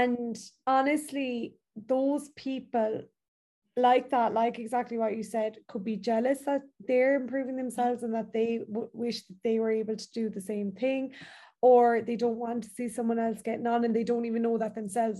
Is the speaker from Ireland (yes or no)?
yes; Ireland; as Irish people